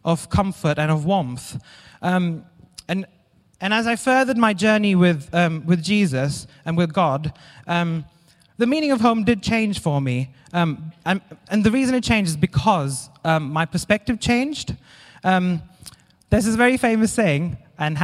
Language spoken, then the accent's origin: English; India; moved away as an adult; now in Derby, United Kingdom; I'm originally from India, and when I was younger, really young, I wasn't coping very well with school. So I moved away from my parents to go and live with my grandparents to a different school in a different city